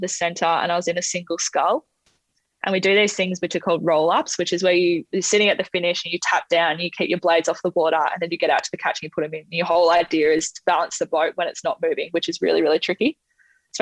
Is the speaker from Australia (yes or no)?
yes; Australia; being an Aussie